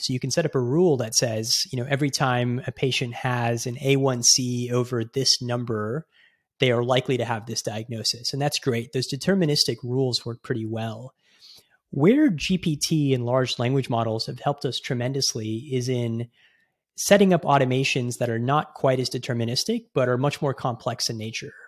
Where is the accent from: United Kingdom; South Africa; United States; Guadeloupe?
United States; Houston, Texas; moved away as an adult; also born or lived in Bay Area, California; I grew up in Houston, which, um, is home to the world's largest medical center